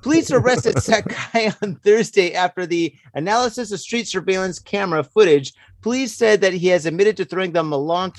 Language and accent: English; Midwest, United States; now in Japan; I'm from the Midwest. This is how we say it